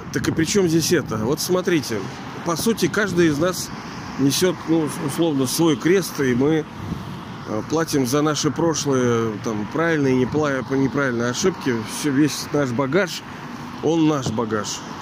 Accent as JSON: {"language": "Russian", "town": "Pushkin", "region": "Saint Petersburg", "country": "Russia", "tie": "born or raised there", "also_born_or_lived": "Kronstadt"}